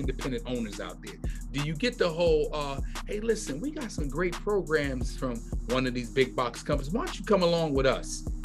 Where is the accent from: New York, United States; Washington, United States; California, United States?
New York, United States; New York City; moved away; I'm originally from New York, from Brooklyn